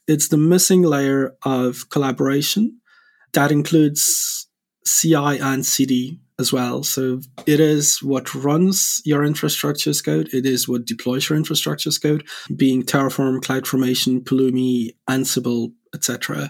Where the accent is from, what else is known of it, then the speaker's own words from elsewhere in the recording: Poland; moved away as an adult; CEO and co-founder of Spacelift. I'm originally from Poland, from Europe.